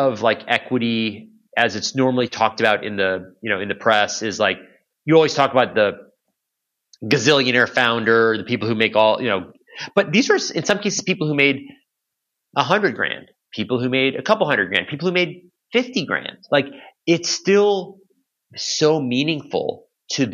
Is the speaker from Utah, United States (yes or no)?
no; Chicago, Illinois, United States; moved away as an adult; also born or lived in Boston / New York / San Francisco; I was born and raised in Chicago, in the Chicago area.